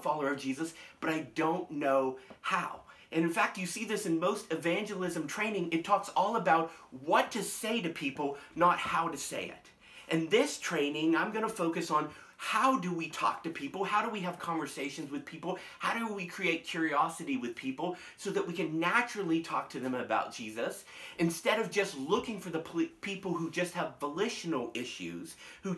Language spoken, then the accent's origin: English; United States; as American Christians